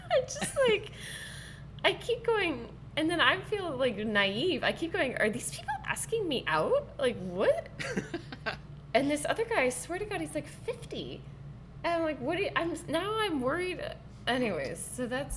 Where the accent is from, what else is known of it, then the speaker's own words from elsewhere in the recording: Sonoma, California, United States; moved away; asked out in my hometown